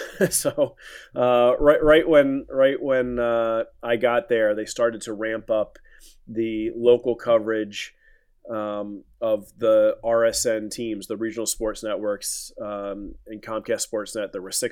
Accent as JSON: {"language": "English", "town": "Philadelphia", "region": "Pennsylvania", "country": "United States", "tie": "born or raised there", "said": "growing up in Philadelphia, all my family, most of my family is still here, still have so many friends here."}